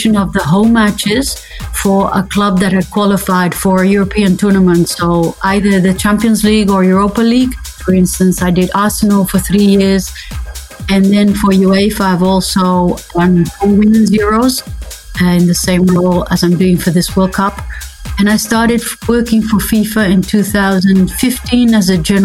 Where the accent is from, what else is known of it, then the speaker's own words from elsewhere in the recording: Netherlands; I'm from the Netherlands